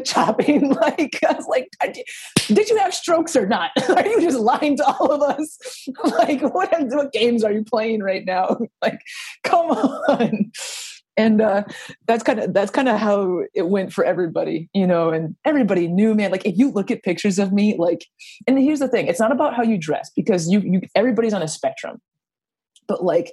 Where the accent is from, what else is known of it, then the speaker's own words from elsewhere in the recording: Minneapolis, Minnesota, United States; I grew up in the Twin Cities